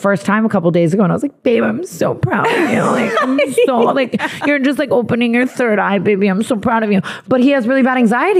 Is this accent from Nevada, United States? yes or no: yes; Las Vegas, Nevada, United States; I was born in Vegas